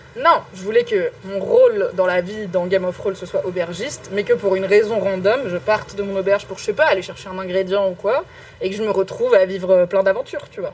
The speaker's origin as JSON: {"language": "French", "country": "Morocco", "said": "moi, je suis marocaine"}